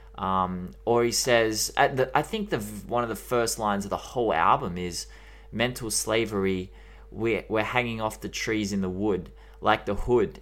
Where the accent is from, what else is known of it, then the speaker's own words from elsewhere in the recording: Australia; accent: Australian; We have the worst accent in the world